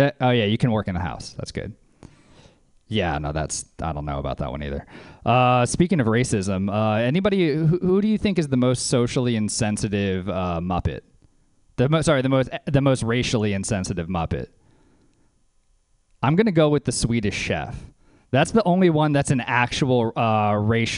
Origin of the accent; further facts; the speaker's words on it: Louisiana, United States; So I'm from Louisiana.